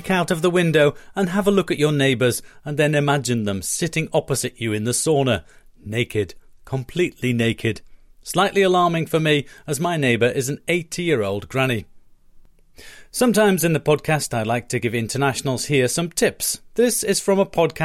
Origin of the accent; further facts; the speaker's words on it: Leiden, South Holland, Netherlands; based in my hometown of Leiden